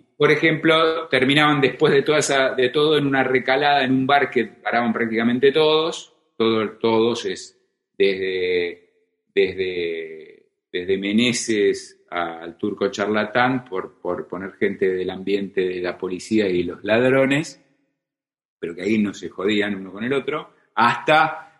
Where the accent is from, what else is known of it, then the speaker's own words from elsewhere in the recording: Isidro Casanova, Buenos Aires Province, Argentina; also born or lived in Hurlingham; Yo soy del oeste, sí. Nací en Hurlingham, cuando Urlingam era morón, no era un partido, no se había independizado. Y muy, a los nueve años me mudé a, a Isidro Casanova. Y bueno, esa es, digamos, mi patria, mi patria de infancia es, es Isidro Casanova